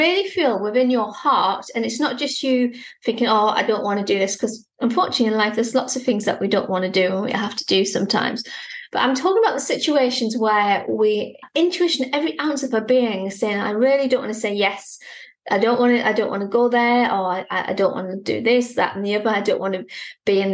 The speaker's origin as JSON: {"language": "English", "country": "United Kingdom", "said": "Being British"}